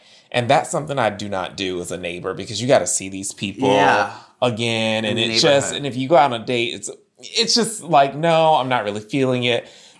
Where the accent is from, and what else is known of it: Virginia, United States; born or raised there